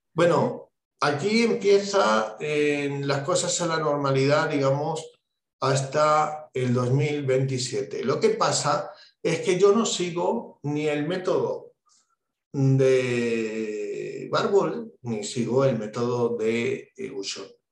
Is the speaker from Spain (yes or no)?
yes; Spain; En mi país, en España